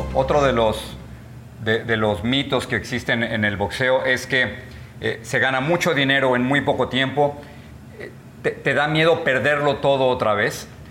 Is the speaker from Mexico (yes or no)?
yes; Mexico; now in United States; Tú y yo somos mexicanos, vivimos de este lado de la frontera en los Estados Unidos